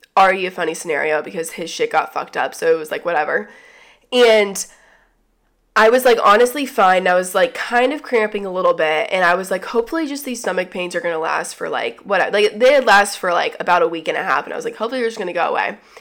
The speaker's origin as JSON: {"language": "English", "region": "the South", "country": "United States", "tie": "born or raised there", "also_born_or_lived": "Atlanta", "said": "growing up in the South"}